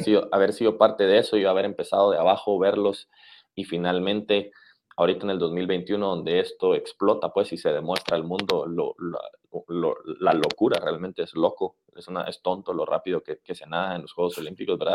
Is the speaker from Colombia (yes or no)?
no; Guatemala; moved away; somos de Centroamérica o de Guatemala